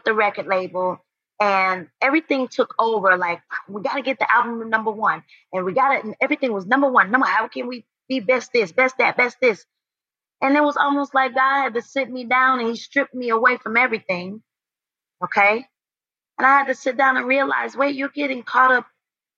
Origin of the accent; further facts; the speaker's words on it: High Point, North Carolina, United States; I'm from High Point, North Carolina